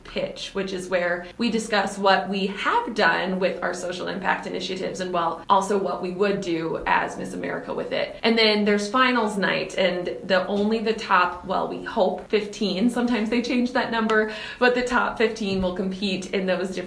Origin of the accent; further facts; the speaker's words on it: Red Wing, Minnesota, United States; my hometown, of course, of Red Wing